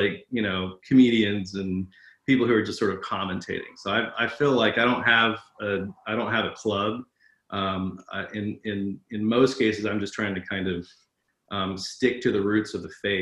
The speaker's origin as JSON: {"language": "English", "country": "United States", "tie": "born or raised there", "also_born_or_lived": "Atlanta, Georgia / North Carolina", "said": "I was raised in Atlanta and North Carolina on the front pew of a church."}